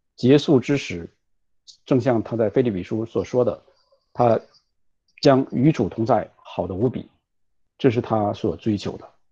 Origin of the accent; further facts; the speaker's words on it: China; 我们中国人